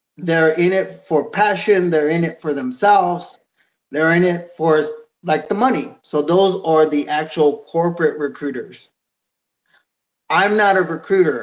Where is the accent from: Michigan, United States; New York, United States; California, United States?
California, United States; San Jose; I'm fourth generation from San Jose